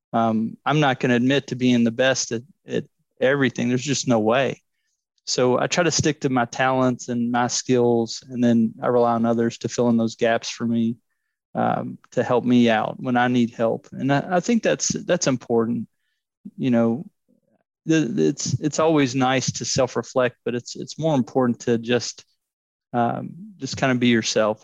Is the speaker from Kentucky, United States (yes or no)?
yes; Louisville, Kentucky, United States; I'm from Louisville originally, um, and I grew up playing